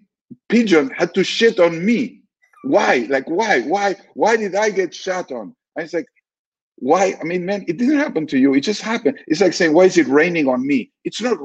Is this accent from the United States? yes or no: no; Argentina; I grew up in Argentina under a fairly anti-Semitic regime